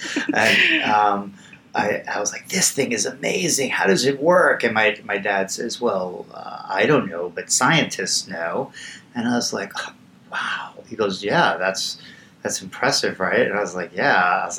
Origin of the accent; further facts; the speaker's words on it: New York City, New York, United States; moved away as an adult; now in California, United States; So, I grew up in Queens. I'm the first member of my family to go to college.